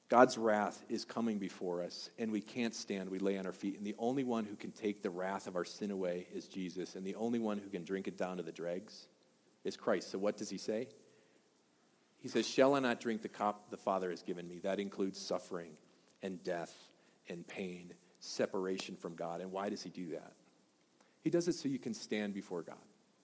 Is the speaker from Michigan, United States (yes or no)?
no; Colorado, United States; It says, "Education is important, but skiing is importanter." Right? So that made sense, right? We're from Colorado.